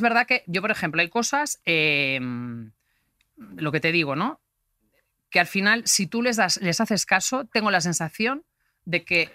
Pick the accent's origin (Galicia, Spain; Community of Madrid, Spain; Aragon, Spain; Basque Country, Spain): Galicia, Spain; soy gallega